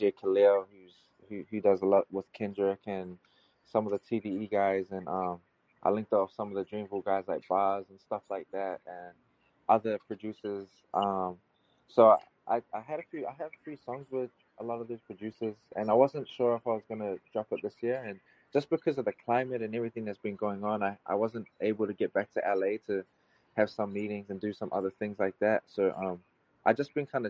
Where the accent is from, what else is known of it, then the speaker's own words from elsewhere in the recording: Auckland, New Zealand; accent: Kiwi, American-influenced; I'm from West Auckland. I'm a West Auckland native